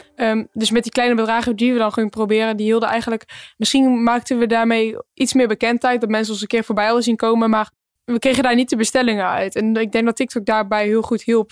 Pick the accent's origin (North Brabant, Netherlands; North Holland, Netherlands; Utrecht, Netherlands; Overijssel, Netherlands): North Brabant, Netherlands; Empel; we komen ook uit Empel